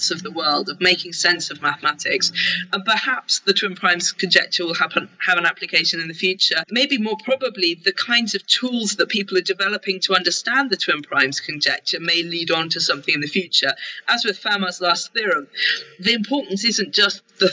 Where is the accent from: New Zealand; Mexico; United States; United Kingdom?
United Kingdom; I'm a Brit